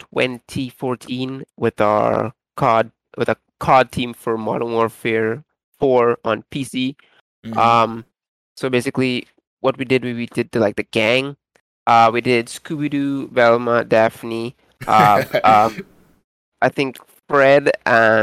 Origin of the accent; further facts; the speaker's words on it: Trinidad & Tobago; I'm from Trinidad and Tobago.